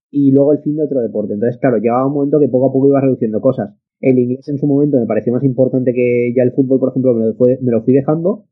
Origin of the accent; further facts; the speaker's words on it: a village in Castellón, Valencian Community, Spain; soy de un pueblo de Castellón